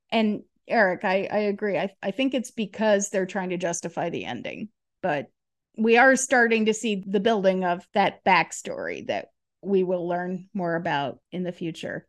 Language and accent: English; Detroit, Michigan, United States; now in Atlanta, United States; I grew up in Detroit